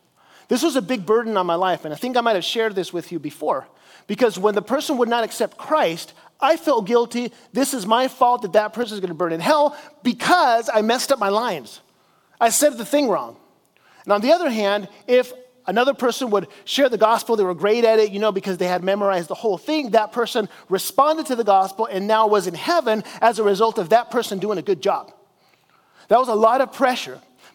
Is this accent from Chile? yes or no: yes; Chile; I grew up in South America as a missionary in Chile, and we would go out and we would evangelize people on the streets.